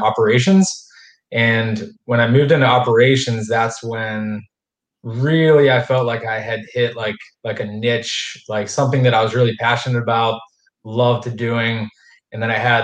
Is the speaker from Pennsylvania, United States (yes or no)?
yes; Pennsylvania, United States; moved away as an adult; now in Jacksonville, United States; I'm not from Northeast Florida. I'm from Pennsylvania.